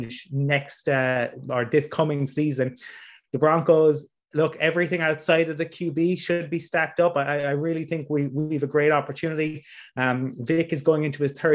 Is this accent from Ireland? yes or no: yes; Dublin, Leinster, Ireland; I'm from Dublin